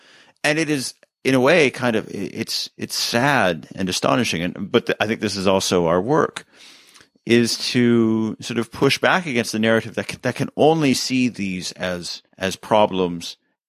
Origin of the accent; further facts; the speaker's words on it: Canada; I can't run for president because I'm Canadian